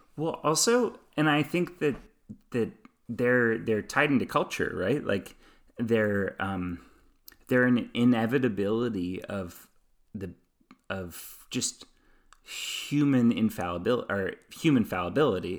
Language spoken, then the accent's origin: English; United States; being an American, growing up in American cultural systems